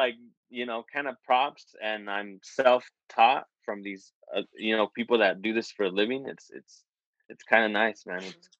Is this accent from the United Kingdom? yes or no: no; California, United States; also born or lived in Nevada; We grew up in California, and then for a while we moved to Nevada